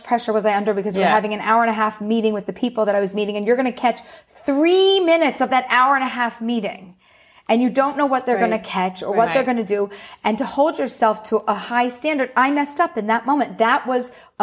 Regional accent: Philadelphia, Pennsylvania, United States; moved away as an adult; now in Pardes Hanna, Israel; I was born and raised in Philly.

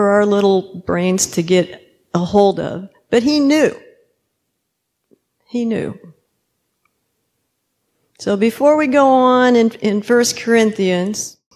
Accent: Kenya; I'm Kenyan, so I'll try to keep it short

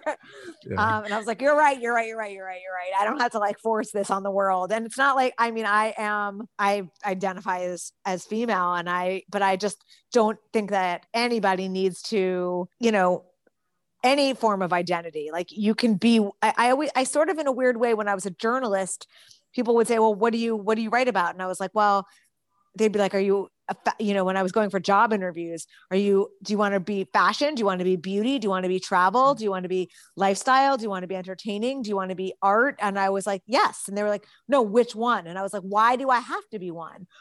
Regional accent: New Jersey, United States; I grew up in New Jersey

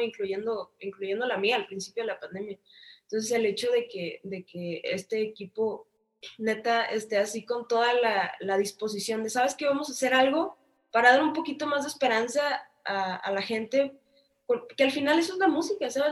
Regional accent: Tijuana, Baja California, Mexico; Yo soy de Tijuana

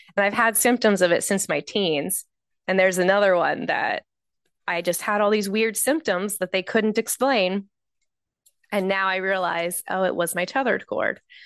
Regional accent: Baltimore, Maryland, United States; I'm from Baltimore, Maryland

